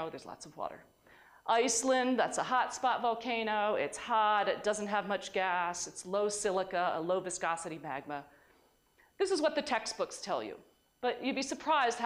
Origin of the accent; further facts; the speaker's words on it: New York, United States; in New York we call this seltzer